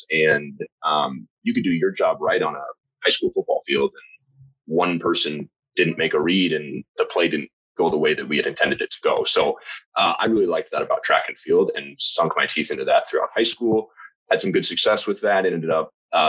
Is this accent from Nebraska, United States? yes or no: yes; Lincoln, Nebraska, United States; moved away; I'm from Lincoln, Nebraska originally.